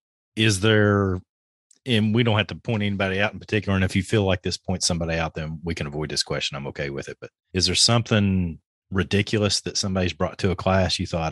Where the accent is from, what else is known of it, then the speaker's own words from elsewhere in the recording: Kentucky, United States; I'm from Kentucky.